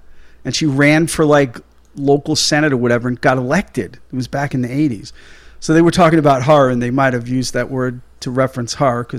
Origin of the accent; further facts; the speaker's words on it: Northeast, United States; growing up in the Northeast and visiting most of those states in this area and down south